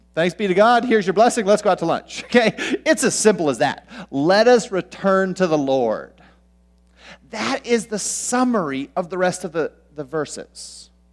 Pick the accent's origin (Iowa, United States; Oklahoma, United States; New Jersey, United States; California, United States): California, United States; Southern; now in Minnesota, United States; I grew up in Southern California where there's basically just two seasons